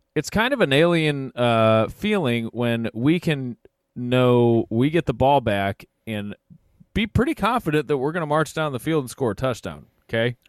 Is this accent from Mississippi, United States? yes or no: no; Cleveland, Ohio, United States; we're from Cleveland